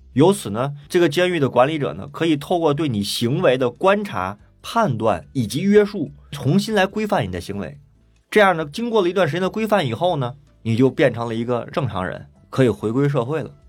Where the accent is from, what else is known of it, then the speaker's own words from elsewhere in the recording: China; 我们中国人有古话